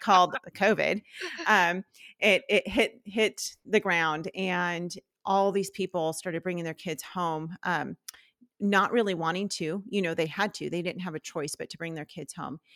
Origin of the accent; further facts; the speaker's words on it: Southern California, United States; moved away as an adult; our family, we're from California, from Southern California